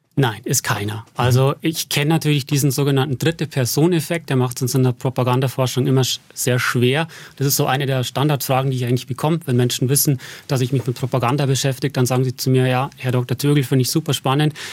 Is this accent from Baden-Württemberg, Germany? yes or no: no; Berchtesgaden, Bavaria, Germany; moved away as an adult; also born or lived in Passau / Stirling; now in Regensburg, Germany; in Berchtesgaden bin ich aufgewachsen